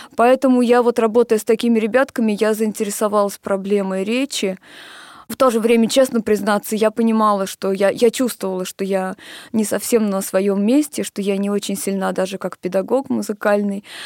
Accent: Moscow, Russia; Я родилась в Москве, поэтому мои университеты начались со специализированного

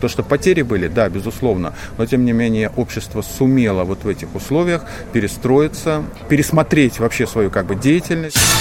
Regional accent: Saint Petersburg, Russia; я из Петербурга

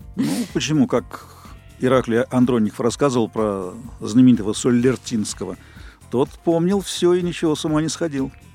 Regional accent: Moscow, Russia; родился в Москве в далеком 54 году. Садик, школа, институт

